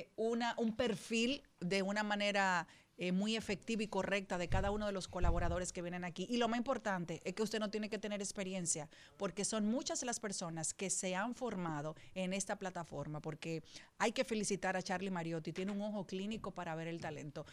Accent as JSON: {"language": "Spanish", "country": "Dominican Republic", "said": "como dominicana"}